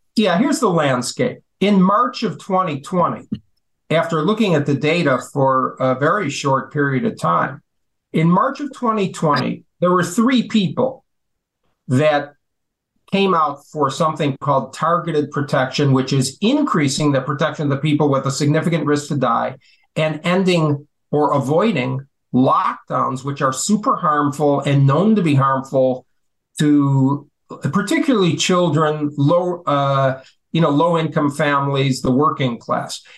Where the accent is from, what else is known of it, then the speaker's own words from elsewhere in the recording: Chicago, Illinois, United States; I was born uh, in the Chicago in Chicago itself